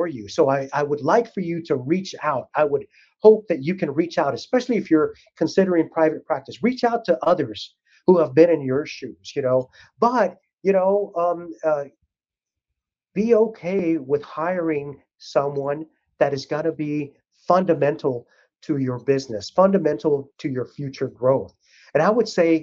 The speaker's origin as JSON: {"language": "English", "region": "South Texas", "country": "United States", "tie": "born or raised there", "said": "I grew up down in South Texas"}